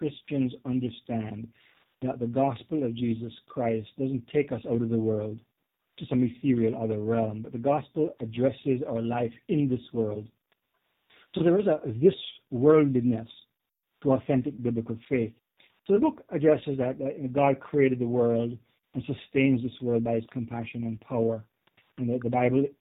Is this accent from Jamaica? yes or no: yes; Jamaica; also born or lived in Canada; now in United States; As you can probably tell by my accent, I wasn't born in the U.S. I'm a Jamaican. I immigrated to Canada, then the U.S. later